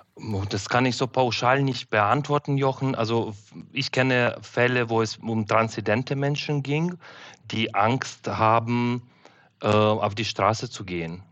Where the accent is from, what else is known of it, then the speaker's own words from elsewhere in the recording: Uzhhorod, Zakarpattia Oblast, Ukraine; German is a second language; moved away as an adult; now in Germany; in meine Heimatstadt Uschgorod in der Ukraine